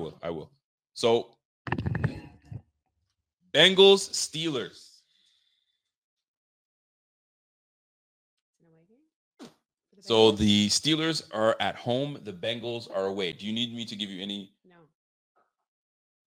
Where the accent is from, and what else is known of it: Canada